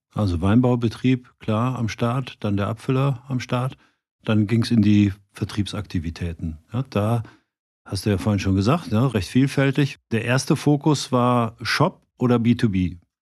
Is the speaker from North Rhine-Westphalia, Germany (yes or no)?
yes; Cologne, North Rhine-Westphalia, Germany; wie wir in Köln immer so schön sagen